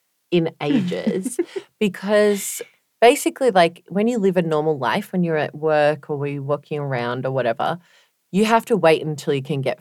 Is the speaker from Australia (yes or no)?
yes; Australia; now in Berlin, Germany; that's why I moved away from Australia.